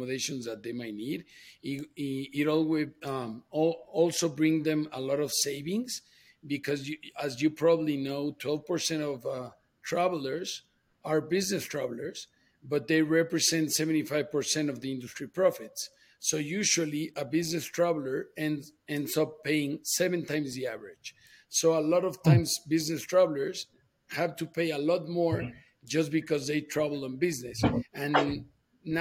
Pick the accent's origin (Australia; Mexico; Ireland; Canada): Mexico; also born or lived in New York / Boston; I came down to Mexico, my home country